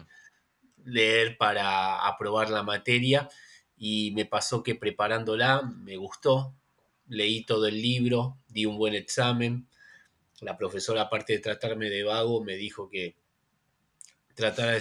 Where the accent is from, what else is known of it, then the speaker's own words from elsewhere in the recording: Isidro Casanova, Buenos Aires Province, Argentina; Yo soy nacido y criado en Isidro Casanova, que es lo que se conoce como el conurbano, acá en la provincia de Buenos Aires